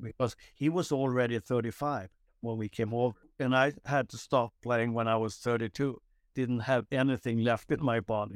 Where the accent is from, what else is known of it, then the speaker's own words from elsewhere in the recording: Nynäshamn, Stockholm County, Sweden; moved away as an adult; just south of Stockholm, uh, called Nynäshamn